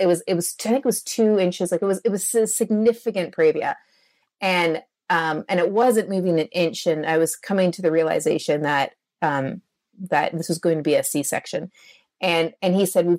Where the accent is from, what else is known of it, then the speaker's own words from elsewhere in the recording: Canada; I'm a Canadian.